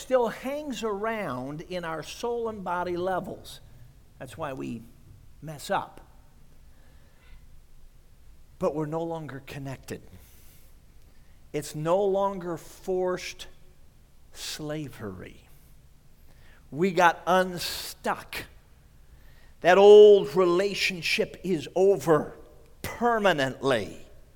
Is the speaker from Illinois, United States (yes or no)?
yes; Chicago, Illinois, United States; I grew up in Chicago